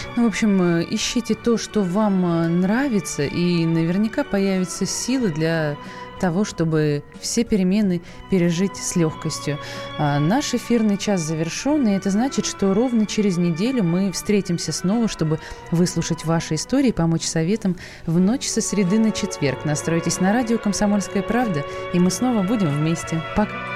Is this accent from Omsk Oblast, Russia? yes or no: no; Saratov, Saratov Oblast, Russia; moved away; я же сама из Саратова